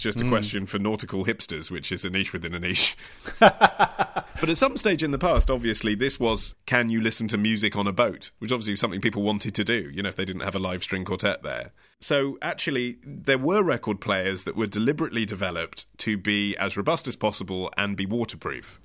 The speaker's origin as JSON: {"language": "English", "region": "England", "country": "United Kingdom", "said": "I'm English."}